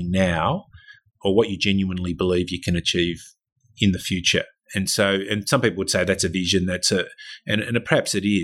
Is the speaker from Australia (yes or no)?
yes; Victoria, Australia; moved away; I was from Victoria